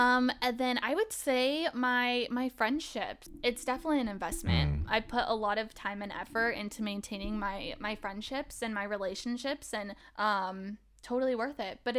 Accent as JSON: {"language": "English", "town": "Happy Valley", "region": "Oregon", "country": "United States", "tie": "born or raised there", "said": "Okay, so I grew up on the outskirts of Portland. So I grew up in Happy Valley. So you kind of have like Portland and then you have the outskirts."}